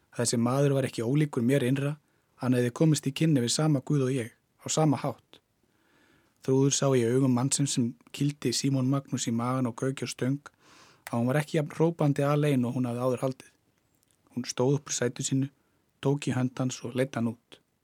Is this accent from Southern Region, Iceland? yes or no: yes; Hvolsvöllur, Southern Region, Iceland; also born or lived in Selfoss; Ég er frá, hérna, ég er frá Kolsvöldi